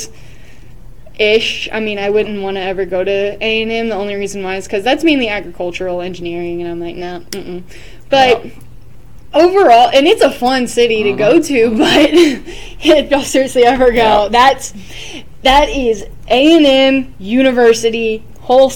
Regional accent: 45 minutes from College Station, Texas, United States; my hometown is, like, 45 minutes from College Station

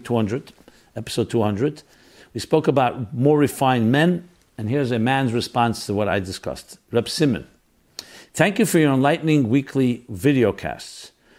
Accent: Crown Heights, New York, United States; Growing up in Crown Heights, going to a Hall of Torah, I recognized both the blessings and sacrifice I was making and adhering to a Chassidus lifestyle.

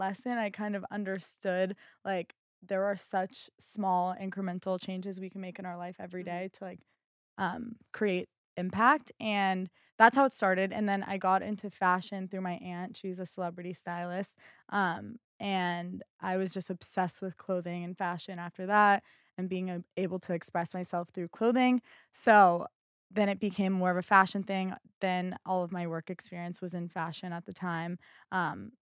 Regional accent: Boca Raton, Florida, United States; moved away as an adult; now in Los Angeles, United States; I'm from Boca Raton, Florida

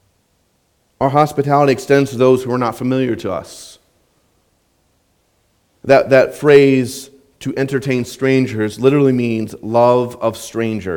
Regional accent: Southwest Minnesota, United States; when I was growing up in Southwest Minnesota

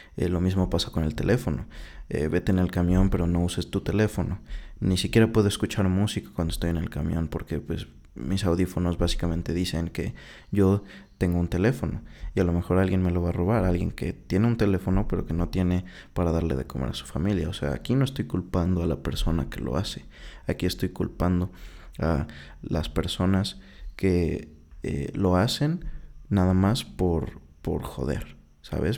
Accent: Mexico; Soy mexicano desde el 97

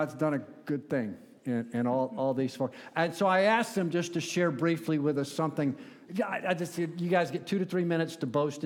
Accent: Central Florida, United States; born or raised there; moved away as an adult; now in Pittsburgh, United States

